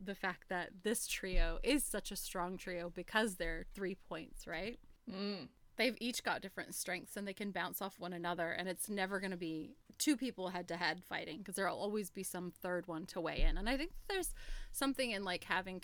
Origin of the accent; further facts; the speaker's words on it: United States; I'm from the States